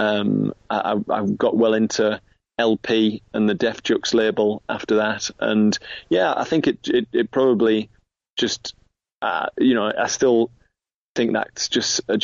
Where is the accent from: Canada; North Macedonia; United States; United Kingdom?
United Kingdom; Middlesbrough, North East England; moved away as an adult; now in Newcastle, United Kingdom; Middlesbrough. Which is where I grew up on Teesside